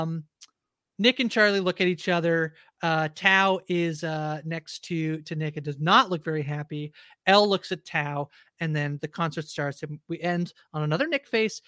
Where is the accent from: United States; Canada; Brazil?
Canada; I know I'm Canadian